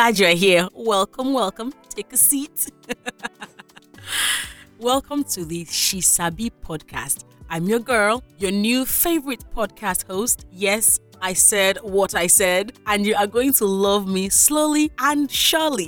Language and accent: English; Nigeria; as a Nigerian child